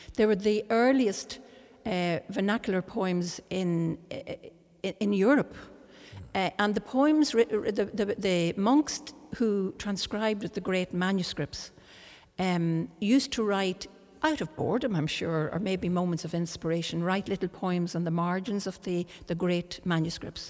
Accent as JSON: {"language": "English", "country": "Ireland", "tie": "born or raised there", "first_language": "Irish", "second_language": "English", "said": "I was born in Ireland, and my parents were brought up uh, in English speaking. Um, and they learned Irish, uh, the Irish language here in Ireland, and this brought us all up speaking Irish. So my first language is Irish"}